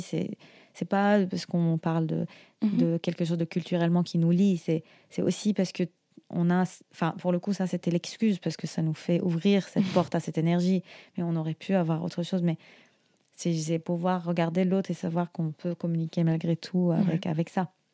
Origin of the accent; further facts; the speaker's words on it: Syria; nous, en Syrie, par exemple, on a, des, euh, on a quelques villages